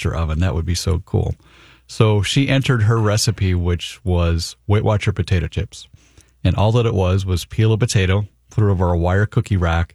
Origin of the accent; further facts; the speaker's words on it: Brooklyn Park, Minnesota, United States; I grew up in Brooklyn Park, Minnesota